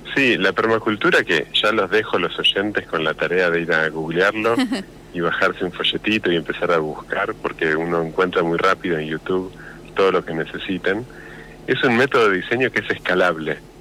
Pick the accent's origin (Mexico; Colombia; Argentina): Argentina; Bahía Blanca, Buenos Aires Province; moved away as an adult; now in La Pampa, Argentina; yo soy de Bahía Blanca y mujer de Rosario